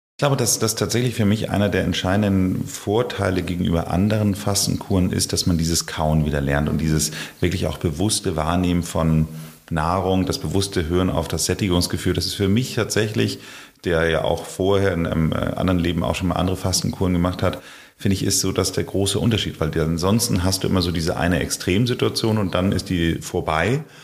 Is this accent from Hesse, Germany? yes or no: no; Hamburg, Germany; Ich wollte damals als Hamburger